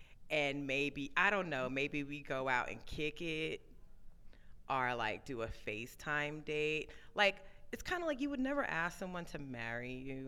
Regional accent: Brooklyn, New York, United States; I'm from Brooklyn, y'all from Harlem

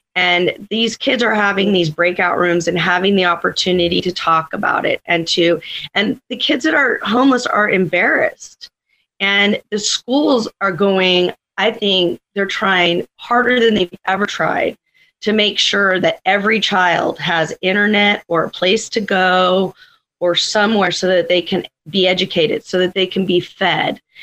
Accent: Santa Barbara, California, United States; I grew up downtown on Figueroa Street

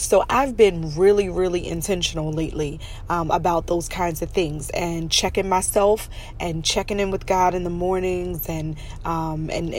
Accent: Pennsylvania, United States; also born or lived in New York; When I was a child, we moved from New York to Pennsylvania, but I was like 9 years old

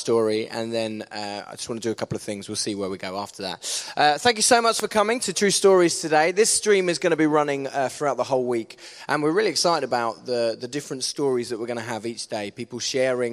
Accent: Hainault, East of England, United Kingdom; moved away as an adult; now in Canterbury, United Kingdom; I grew up in a place called Hainault, which was right on the outskirts of Essex and London

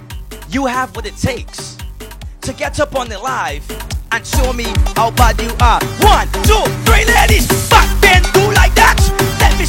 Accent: Bahamas; I am from the Bahamas.

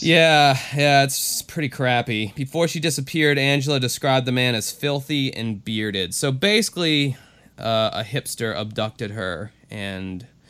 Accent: Florida, United States; my home state.

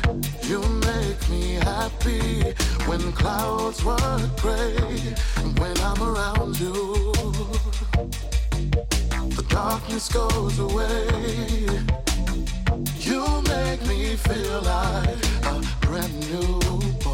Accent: Chicago, Illinois, United States; I grew up on the West Side

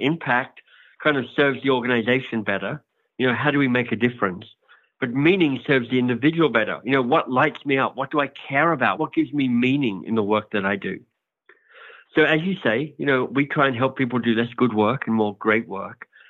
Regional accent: Australia; accent: Australian; moved away as an adult; also born or lived in Oxford, England / United States; now in Toronto, Canada; I'm Australian, hence my outrageously good accent.

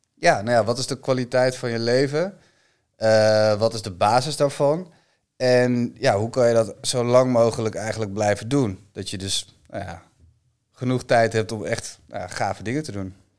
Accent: Bakkeveen, Friesland, Netherlands; mijn, mijn geboortedorp

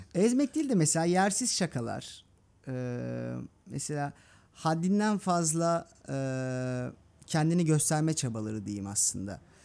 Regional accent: Istanbul, Turkey; Mecidiyeköy'de büyüdüm. Gülbağ'da

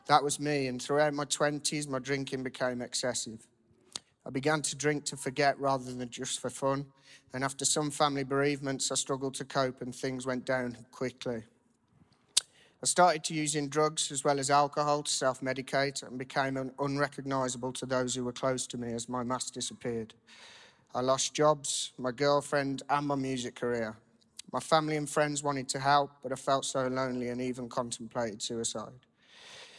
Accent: Cannock, West Midlands, United Kingdom; I'm 27 from Cannock, Staffordshire

